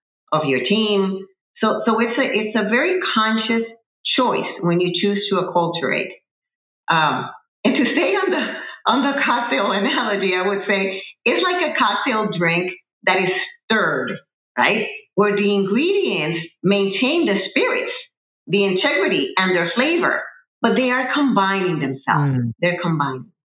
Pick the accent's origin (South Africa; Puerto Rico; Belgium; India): Puerto Rico; moved away as an adult; also born or lived in New Jersey, United States; I relocated from Puerto Rico, where I am originally from, to the continental United States, to New Jersey